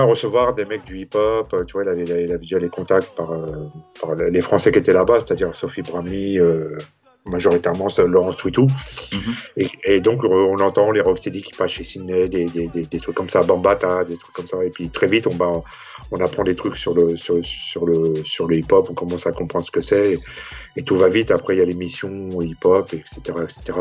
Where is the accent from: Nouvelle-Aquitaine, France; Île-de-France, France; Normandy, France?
Île-de-France, France; Saint-Denis; moi, j'ai grandi à Saint-Denis